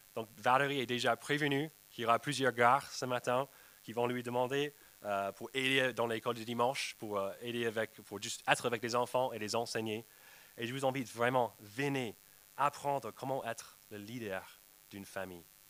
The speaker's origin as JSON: {"language": "French", "country": "United States", "moved": "yes", "said": "chez moi aux États-Unis avec ma nièce. Je rentrais pour visiter ma famille"}